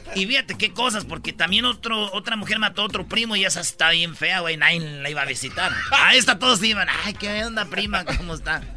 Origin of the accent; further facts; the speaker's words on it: Michoacán, Mexico; como yo soy de Michoacán, somos de familia grande